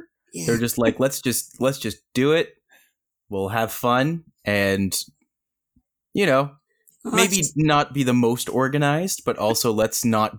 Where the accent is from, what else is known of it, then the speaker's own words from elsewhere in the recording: Canada; I'm from Canada.